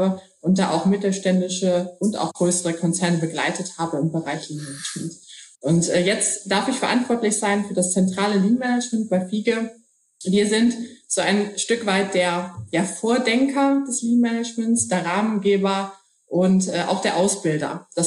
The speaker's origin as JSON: {"language": "German", "region": "Hamburg", "country": "Germany", "said": "Ähm, ich bin Hamburgerin, deshalb hat mich mal der Hafen in die Logistik gebracht."}